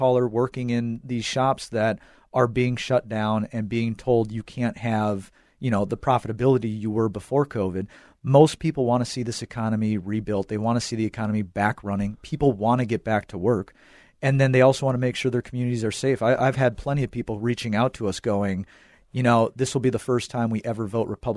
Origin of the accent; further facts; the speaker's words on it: Minnesota, United States; So born and raised in Minnesota, I was born and raised on those Minnesota values